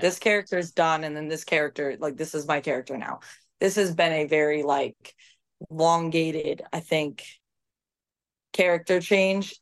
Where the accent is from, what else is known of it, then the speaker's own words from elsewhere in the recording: United States; I was American